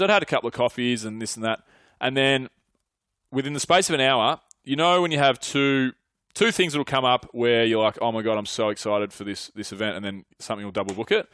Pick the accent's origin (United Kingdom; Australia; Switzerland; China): Australia; Mornington Peninsula, Victoria; moved away as an adult; also born or lived in Melbourne; now in Sydney, Australia; a lot of my mates that I grew up with are on the Mornington Peninsula